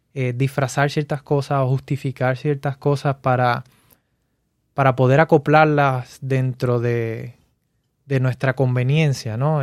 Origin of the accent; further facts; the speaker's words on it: Puerto Rico; now in Florida, United States; yo crecí en Puerto Rico